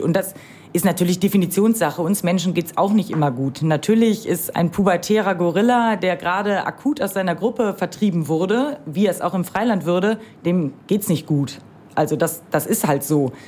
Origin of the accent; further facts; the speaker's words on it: Rhineland, Germany; moved away; bin ich im Rheinland groß geworden